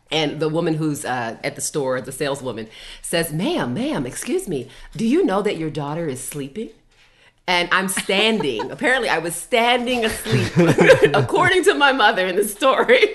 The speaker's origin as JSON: {"language": "English", "town": "Baltimore", "region": "Maryland", "country": "United States", "tie": "born or raised there", "said": "I'm originally from Baltimore, Maryland. That's where my mom and my dad and my and my grandma uh, currently live, and that is where I was born and raised and educated"}